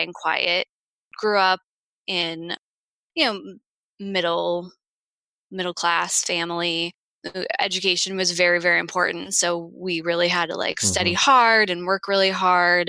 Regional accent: St. Louis, Missouri, United States; I grew up in St. Louis, Missouri.

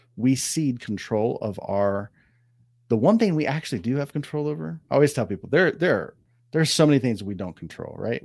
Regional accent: Ohio, United States; now in Southern California, United States; I grew up in Ohio

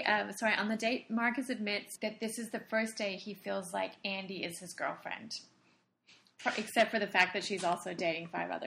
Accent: Australia; I'm Australian.

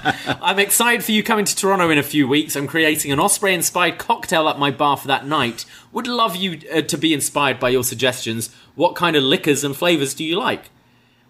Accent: United Kingdom; Being British

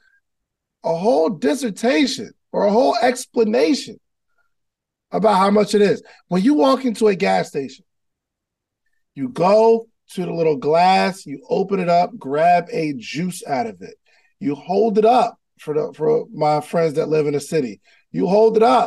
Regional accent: New Jersey, United States; I'm from Jersey

